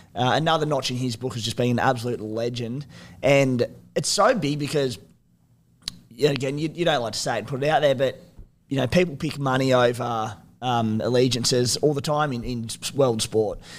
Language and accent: English; Australia; As an Aussie